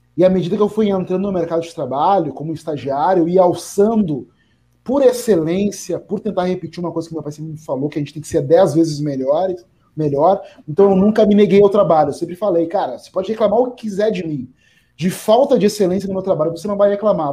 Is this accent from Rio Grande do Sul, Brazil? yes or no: yes; Porto Alegre, Rio Grande do Sul, Brazil; Eu cresci na periferia, eu nasci na Restinga